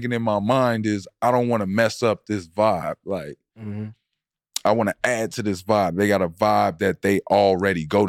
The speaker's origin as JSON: {"language": "English", "town": "Oak Park", "region": "Illinois", "country": "United States", "tie": "born or raised there", "said": "we grew up in Chicago. You know what I'm saying? Being Oak Park kids"}